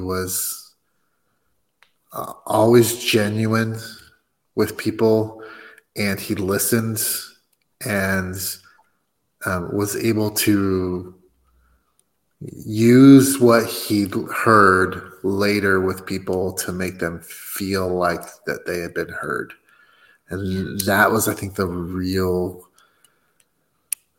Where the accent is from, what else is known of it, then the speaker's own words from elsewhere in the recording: United States; I'm American